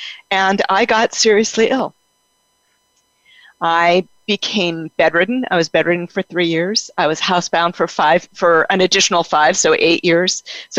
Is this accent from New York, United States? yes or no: no; Denver, Colorado, United States; born there; I was born in Denver, Colorado.